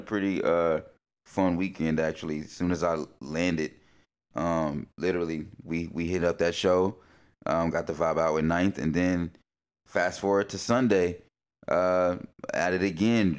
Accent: Concord, North Carolina, United States; now in Portland, United States; going back home

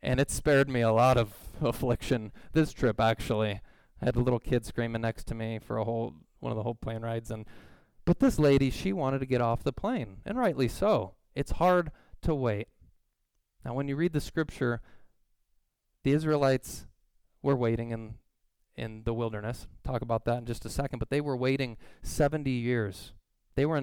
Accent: Southern California, United States; moved away; I grew up in Southern California

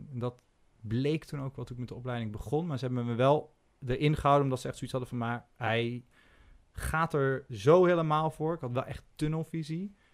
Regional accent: North Brabant, Netherlands; accent: Brabantian; now in Amsterdam, Netherlands; En ik sprak ook zo plat Brabants.

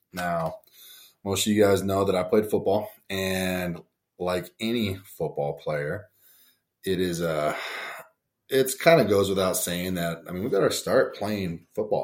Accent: Bigfork, Montana, United States; also born or lived in Huntington Beach, California / Bakersfield, California; I was born in Huntington Beach, moved to Bakersfield, then I moved to Big Fork, Montana when I was five

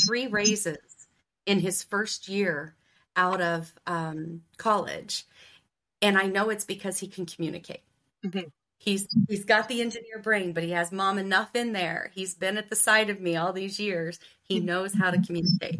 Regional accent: Ohio, United States; the good old Midwest, Ohio

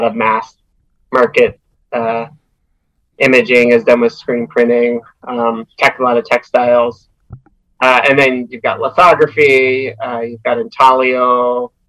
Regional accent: outside of Philadelphia, Pennsylvania, United States; moved away as an adult; also born or lived in Twin Cities, Minnesota; I grew up outside of Philadelphia.

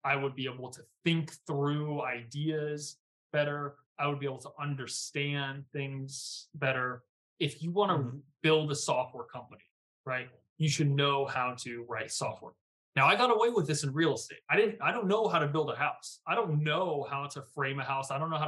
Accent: Virginia, United States; because again, I came from Virginia. I don't come from this world.

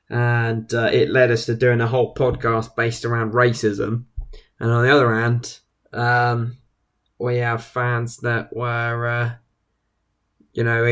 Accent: England, United Kingdom; we're English

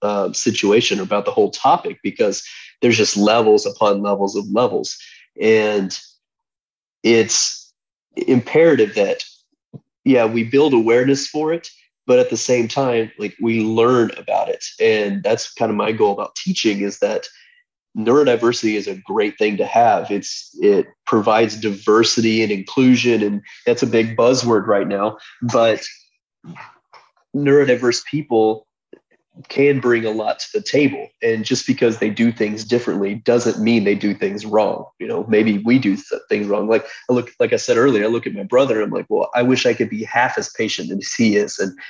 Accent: Portland, Oregon, United States; I came from Portland, Oregon, where the homeless population there is out of control.

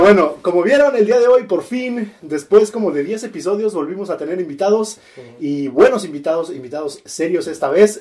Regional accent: Mexico City, Mexico; cuando cuando estaba yo morro, que también, soy de la Ciudad de México

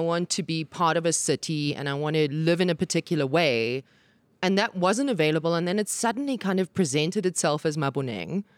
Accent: Johannesburg, Gauteng, South Africa; I grew up in the South and I went to school in the North.

